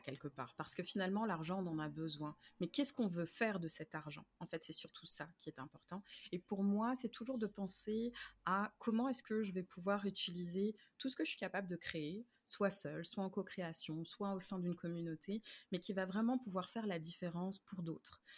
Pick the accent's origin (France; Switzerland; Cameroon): France; Paris, Île-de-France; moved away as an adult; now in Montreal, Canada; je viens de France, de Paris, plus précisément, mais euh, j'habite à Montréal depuis depuis 2008